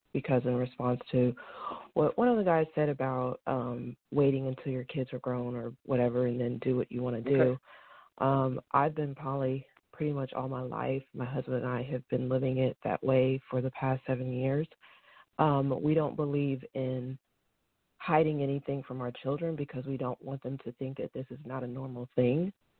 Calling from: Suwanee, Georgia, United States; I'm calling from Atlanta, Georgia. Well, I live in Suwanee, actually, but I'm very close to Atlanta, Georgia.

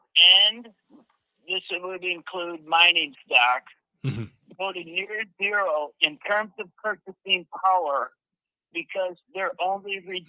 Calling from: Mexico; From Yacuba, Mexico. How are you?

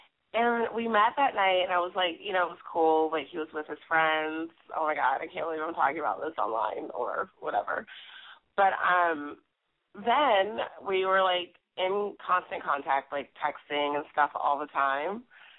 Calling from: Brooklyn, New York, United States

